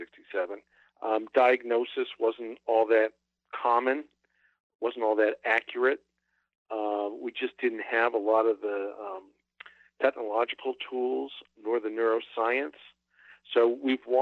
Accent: Boston, Massachusetts, United States; I grew up in Greater Boston

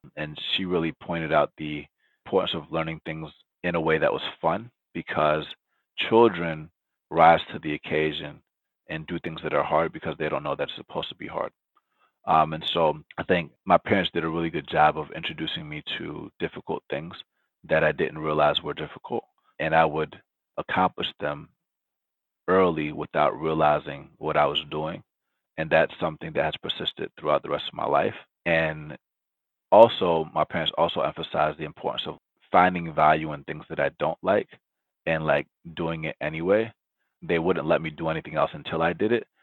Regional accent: Atlanta, Georgia, United States; first language Spanish; English is a second language; also born or lived in Loma Linda, California; I was born in Loma Linda, California. Um, I moved to Atlanta when I was four years old. No, when I was one year old

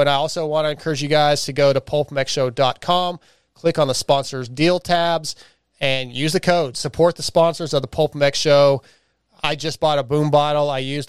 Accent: Texas, United States; accent: Texas; It's my Texas accent too.

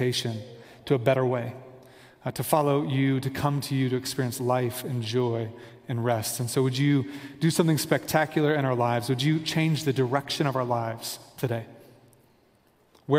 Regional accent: Kansas City, United States; moved away as an adult; also born or lived in Virginia Beach, Virginia; now in Denver, United States; we are from Kansas City, a suburb of Kansas City

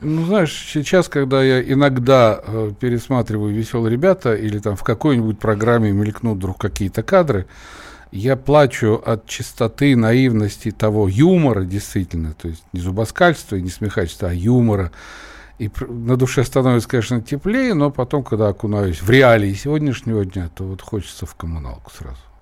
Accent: Brest, Brest Region, Belarus; also born or lived in Kazan, Russia; now in Moscow, Russia; я из Бреста, но в Казани я прожил пока еще большую часть своей жизни

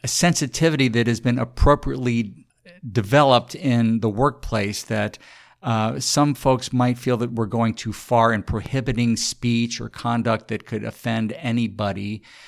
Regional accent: San Antonio, Texas, United States; I grew up in San Antonio

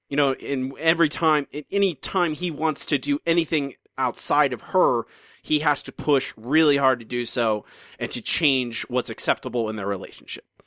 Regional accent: United States; moved away; my my home country

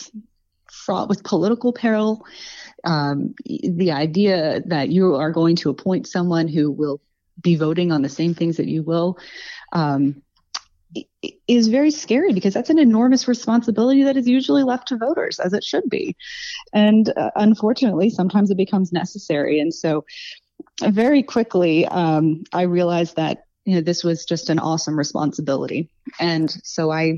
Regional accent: Montgomery County, Virginia, United States; now in Radford, United States; I grew up in Montgomery County, right next door.

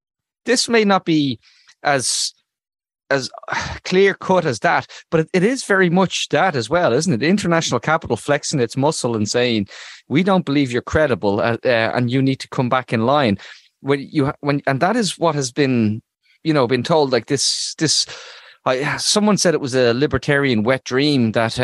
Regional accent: Ireland; as an Irish person

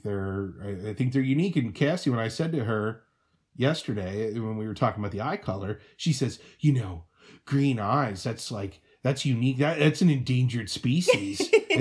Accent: United States; now in Seattle, United States; I'm American.

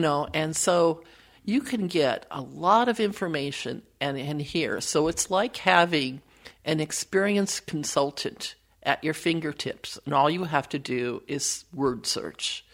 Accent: Wisconsin, United States; now in Minnesota, United States; I was born in Wisconsin

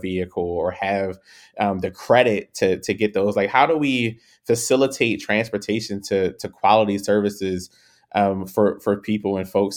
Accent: Baltimore, Maryland, United States; growing up in Baltimore

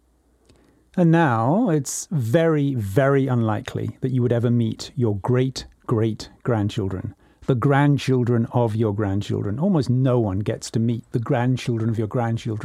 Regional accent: England, United Kingdom; now in California, United States; I was born in 1957 in England, and I write this to you now from California

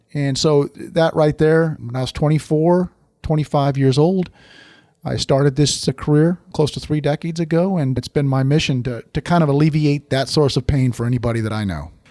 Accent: Oregon, United States; I grew up in Oregon.

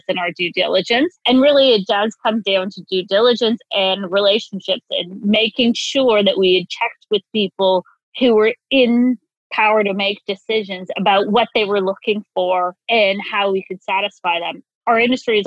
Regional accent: Newfoundland and Labrador, Canada; moved away; I was born in Newfoundland, and both my parents are from the same small town of 5,000 people

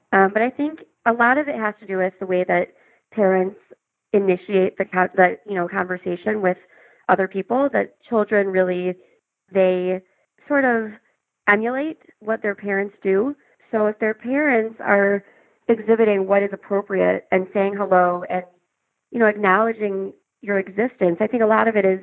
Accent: Chicago, Illinois, United States; I was born and raised in Chicago. I still live here.

